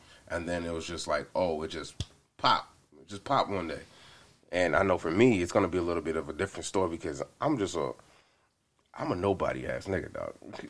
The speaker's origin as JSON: {"language": "English", "town": "Atlanta", "region": "Georgia", "country": "United States", "lives_now": "Los Angeles, United States", "said": "Technically Atlanta from, like, because I've been there for, like, the longest."}